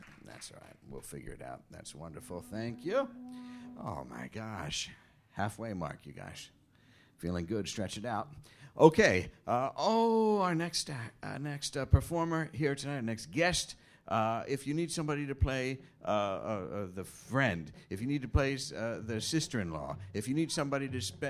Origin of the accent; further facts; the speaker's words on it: Philadelphia, Pennsylvania, United States; I'm from down there. I'm from Philadelphia.